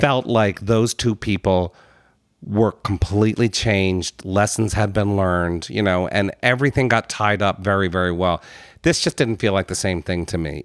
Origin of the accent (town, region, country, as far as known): United States